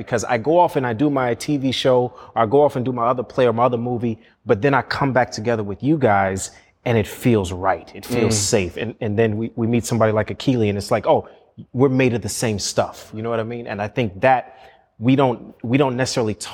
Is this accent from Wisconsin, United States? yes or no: no; Chicago, Illinois, United States; I'm from Chicago